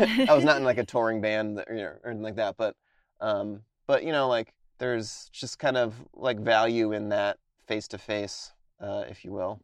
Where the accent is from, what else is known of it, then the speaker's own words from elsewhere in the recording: Connecticut, United States; moved away; I'm from Connecticut originally